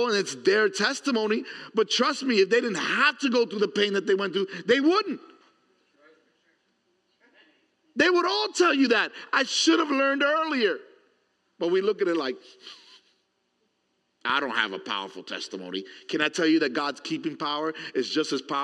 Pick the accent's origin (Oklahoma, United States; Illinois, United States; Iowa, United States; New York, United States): New York, United States; New York City; growing up in New York City